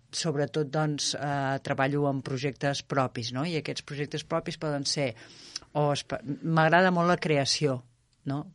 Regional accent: Terrassa, Catalonia, Spain; moved away as an adult; now in Arenys de Munt, Spain; Terrassa, que és d'on sóc jo.

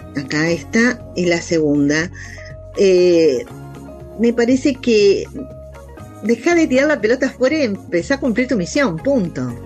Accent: Buenos Aires, Argentina; also born or lived in Galicia (grandparents); los porteños acá que nos acostamos tarde

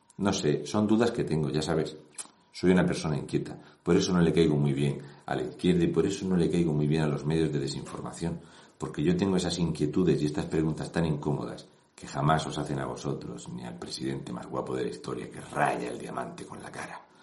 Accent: Region of Murcia, Spain; yo soy de Murcia

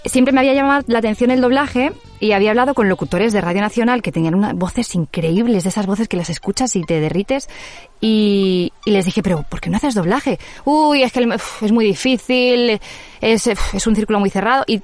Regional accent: Madrid, Community of Madrid, Spain; De Madrid.

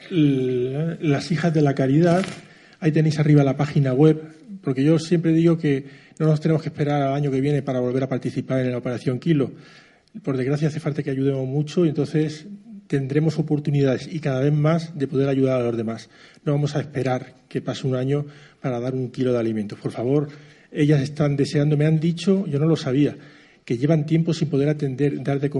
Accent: Albacete, Castilla-La Mancha, Spain; los que soy de aquí, de Albacete, eh, echarles un cablecillo para, que puedan comer esas familias

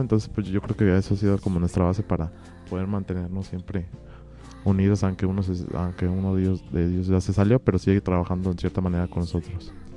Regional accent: Guanajuato, Mexico; venimos de Guanajuato

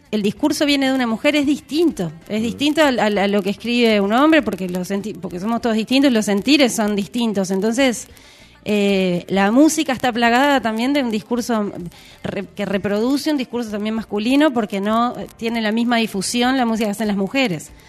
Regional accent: Ciudad de la Costa, Canelones, Uruguay; Yo soy de Ciudad de la Costa, de Sangrilá. Este, del Shangri.

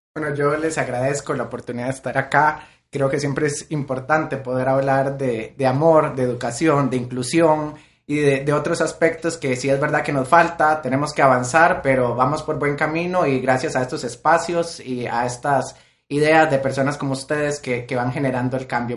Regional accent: Costa Rica; soy de Costa Rica

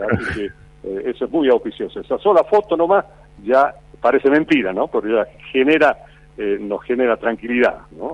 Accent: Argentina; somos un país de caudillos

